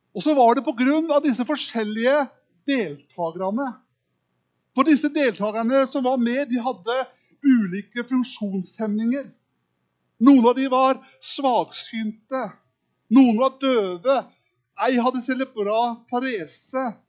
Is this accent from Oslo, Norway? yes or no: no; Kragerø, Telemark, Norway; accent: østlending; moved away; Oppvokst i en liten by som heter Kragerø